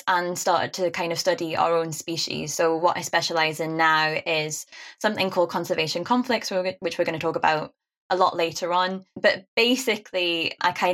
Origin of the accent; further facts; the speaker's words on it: Newcastle upon Tyne, North East England, United Kingdom; accent: Geordie; being a Geordie